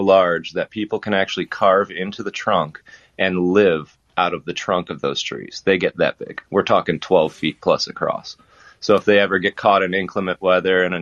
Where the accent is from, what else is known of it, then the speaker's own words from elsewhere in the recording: Ohio, United States; moved away as an adult; also born or lived in West Palm Beach, Florida / Columbus, Ohio; now in Florida, United States; I'm an Ohioan.